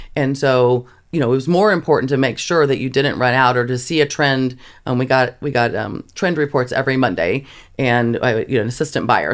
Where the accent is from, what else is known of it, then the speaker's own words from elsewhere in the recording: Kansas, United States; I grew up in Kansas